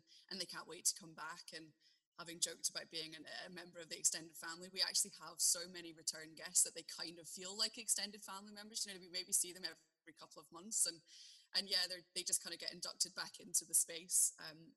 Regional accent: Glasgow, Scotland, United Kingdom; also born or lived in Hong Kong; now in Aberlour, United Kingdom; We are full-blown city kids, and although we come from Glasgow originally, we lived abroad for a really long time

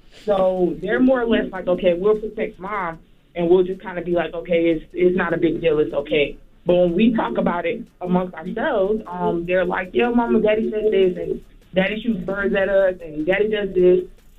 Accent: Florida, United States; I'm from Florida.

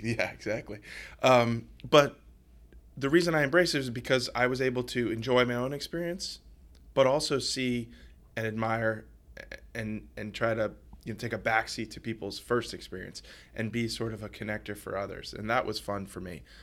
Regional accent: New Orleans, Louisiana, United States; moved away; I grew up in New Orleans

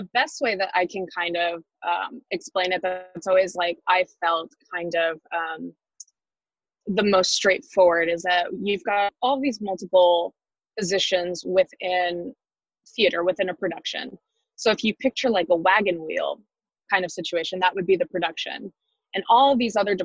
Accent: Texas, United States; now in New York City, United States; I grew up in Texas

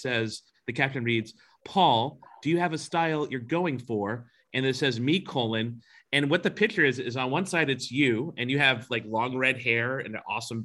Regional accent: United States; also born or lived in New York; as an American

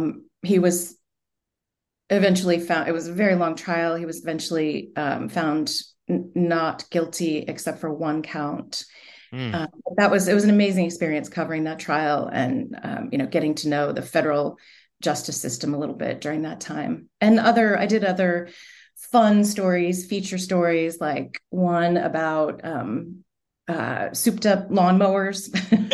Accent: York, Pennsylvania, United States; also born or lived in Richmond; I was born in Richmond and we moved around a bit. Most of my childhood was in York, Pennsylvania, about halfway between Philly and Pittsburgh, sort of right in the middle of the state

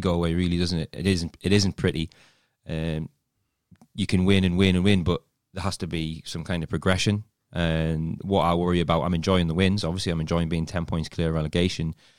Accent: Newcastle upon Tyne, North East England, United Kingdom; accent: Geordie; moved away as an adult; now in London, United Kingdom; As soon as you get over the bridge, I'm, I'm like, I'm home, my accent gets broader

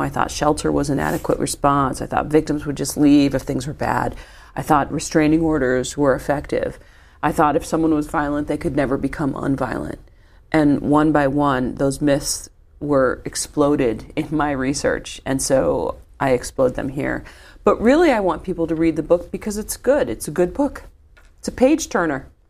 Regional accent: Midwest, United States; I'm a Midwesterner

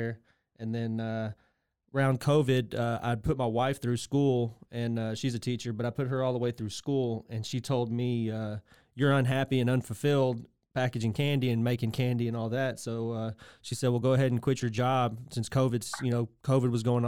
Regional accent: Waco, Texas, United States; born or raised there; also born or lived in United Kingdom

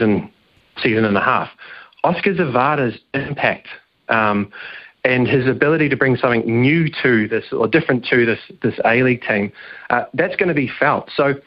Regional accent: New Zealand; as a Kiwi

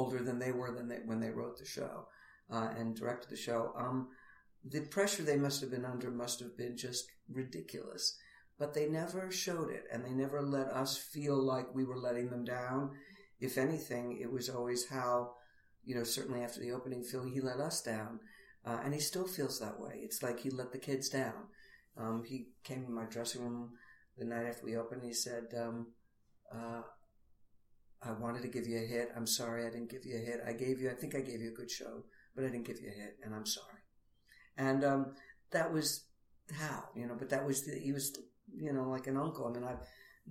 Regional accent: New York City, New York, United States; I grew up in Queens

